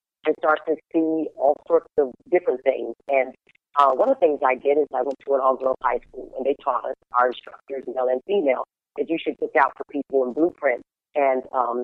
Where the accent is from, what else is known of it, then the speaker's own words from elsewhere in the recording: Flagstaff, Arizona, United States; moved away; also born or lived in Winslow, Arizona; I'm from Arizona. Mountains. I was born in Winslow and raised in Flagstaff, Arizona